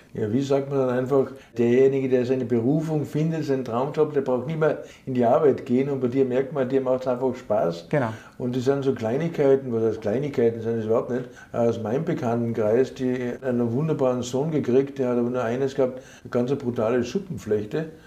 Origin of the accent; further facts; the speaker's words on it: Austria; ich bin Österreicher